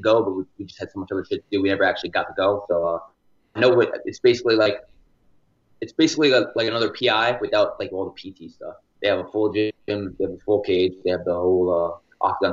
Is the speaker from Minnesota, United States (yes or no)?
no; New York, United States; I'm from New York